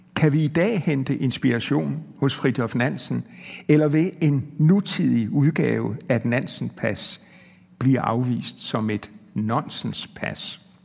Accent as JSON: {"language": "Danish", "country": "Denmark", "said": "som dansker"}